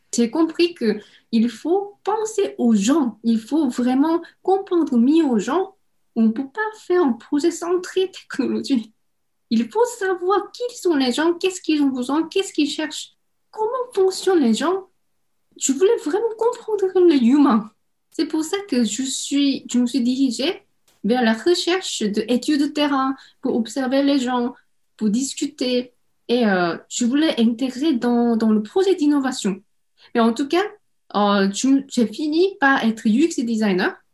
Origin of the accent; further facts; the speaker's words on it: Seoul, South Korea; French is a second language; moved away as an adult; now in France; je suis née à Séoul et j'ai grandi dans une famille avec mes parents